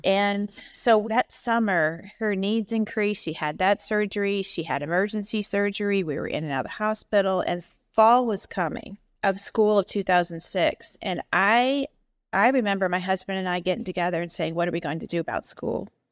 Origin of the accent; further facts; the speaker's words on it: Indiana, United States; moved away as an adult; now in Ohio, United States; My daddy was an assistant pastor at a church in Indiana. He was the headmaster of the Christian school. Um, so I went and had an excellent Christian education from kindergarten to twelfth grade.